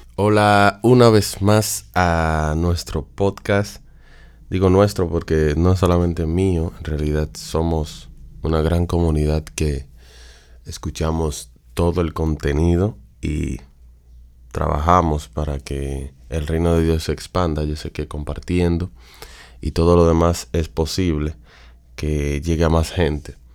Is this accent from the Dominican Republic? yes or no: yes; Dominican Republic; de donde soy, República Dominicana